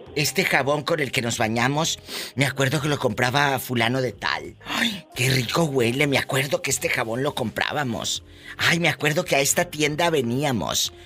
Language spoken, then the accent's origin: Spanish; Mexico; Desde México, mi México lindo y querido, mi tierra, mi país